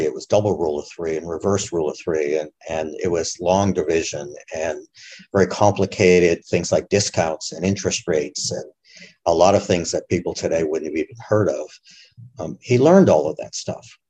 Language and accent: English; Massachusetts, United States; I grew up in Massachusetts